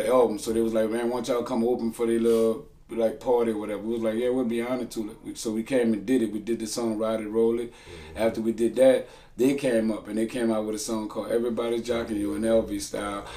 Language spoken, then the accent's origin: English; New Orleans, Louisiana, United States; I'm from Holly Grove